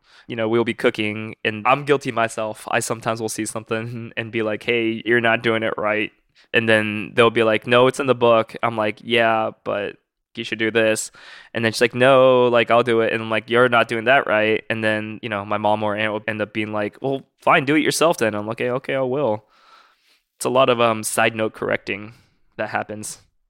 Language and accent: English; Tokyo, Japan; moved away; I'm Japanese. I'm from Tokyo.